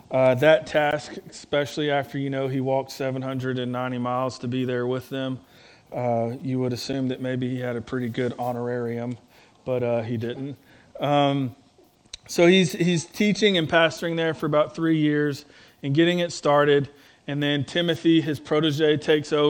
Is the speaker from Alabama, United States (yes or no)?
yes; North Alabama, United States; I'm from North Alabama